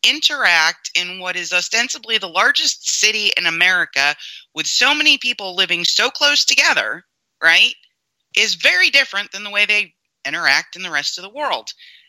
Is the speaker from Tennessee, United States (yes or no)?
no; New York, United States; I'm from New York.